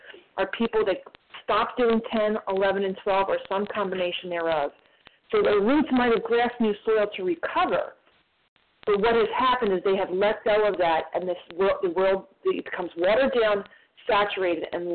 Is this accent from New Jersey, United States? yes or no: yes; New Jersey, United States; I'm from New Jersey